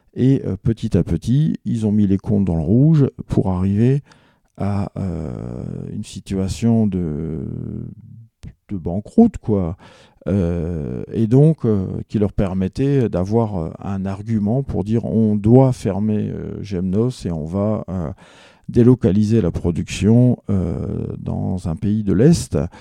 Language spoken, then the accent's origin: French; Alsace, Grand Est, France; chez nous en Alsace